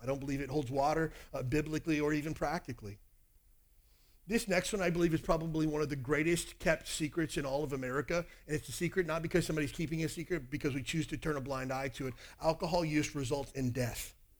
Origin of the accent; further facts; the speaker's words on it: Kentucky, United States; I grew up in Kentucky.